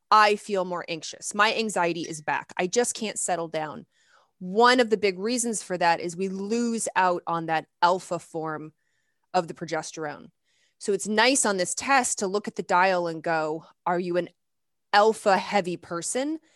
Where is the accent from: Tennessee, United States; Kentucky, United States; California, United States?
Kentucky, United States; Lexington; I grew up in the South. I grew up in Lexington, Kentucky